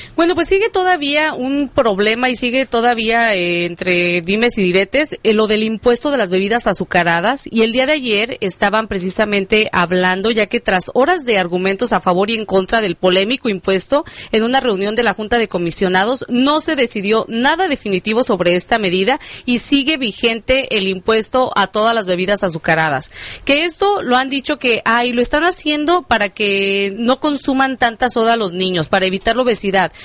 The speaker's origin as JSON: {"language": "Spanish", "country": "Mexico", "moved": "yes", "lives_now": "Chicago, United States", "said": "estamos fuera de nuestro país, pero sin embargo, que no se pierda la tradición como buenos mexicanos que somos"}